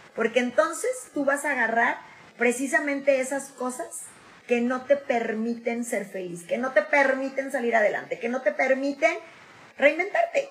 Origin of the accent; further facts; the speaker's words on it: Mexico; nosotros somos mexicanos y el mexicano es sociable por naturaleza